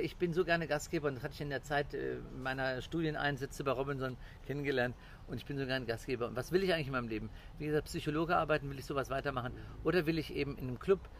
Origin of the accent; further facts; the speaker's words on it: Cologne, North Rhine-Westphalia, Germany; moved away as an adult; also born or lived in Portugal; ich bin ein Kölsche Jung